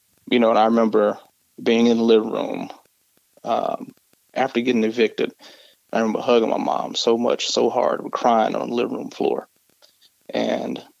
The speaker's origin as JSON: {"language": "English", "town": "Mesquite", "region": "Texas", "country": "United States", "tie": "born or raised there", "said": "I actually grew up in Mesquite, Texas"}